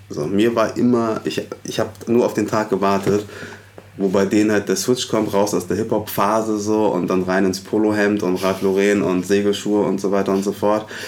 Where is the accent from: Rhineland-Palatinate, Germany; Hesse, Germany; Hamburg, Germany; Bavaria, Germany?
Hamburg, Germany; ich bin in Hamburg-Alsterdorf aufgewachsen.